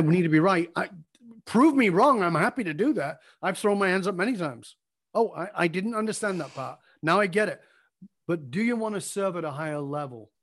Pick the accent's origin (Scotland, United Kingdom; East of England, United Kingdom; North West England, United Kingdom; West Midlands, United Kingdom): North West England, United Kingdom; Salford; filmed in my hometown.